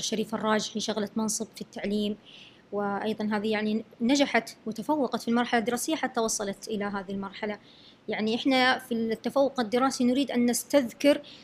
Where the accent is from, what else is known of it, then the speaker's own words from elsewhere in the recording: Saudi Arabia; first language Arabic; عندنا يعني في السعودية